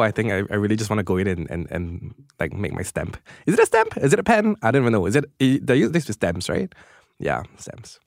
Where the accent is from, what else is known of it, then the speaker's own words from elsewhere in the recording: Singapore; as a Singaporean, I am very proud to be Singaporean